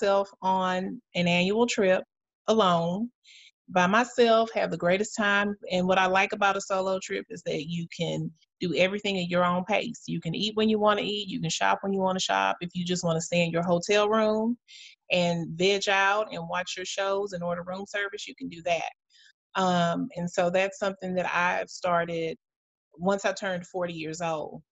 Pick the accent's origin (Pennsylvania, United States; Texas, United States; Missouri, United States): Texas, United States; Houston; I'm from the South. I'm from Houston, Texas. So this is an opportunity for me to share some food that I grew up on